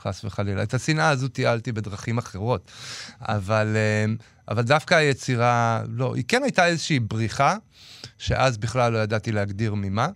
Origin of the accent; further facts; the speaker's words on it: Jerusalem, Jerusalem District, Israel; זה פשוט המקום שאני בא ממנו